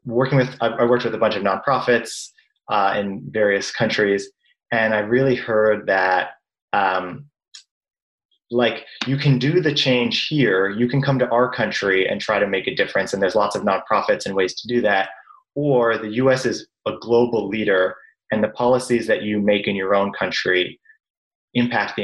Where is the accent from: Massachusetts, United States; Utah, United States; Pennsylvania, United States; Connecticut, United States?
Massachusetts, United States; Brookline; also born or lived in Chicago / Somerville, Massachusetts; I grew up in Boston in a town called Brookline within walking distance of Fenway Park